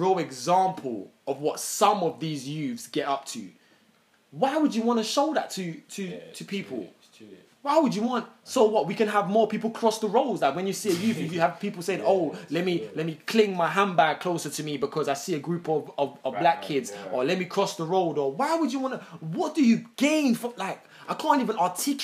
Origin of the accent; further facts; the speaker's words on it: London, United Kingdom; I grew up in an area where at that moment in time, growing up in Tottenham, there was knife crime was very prevalent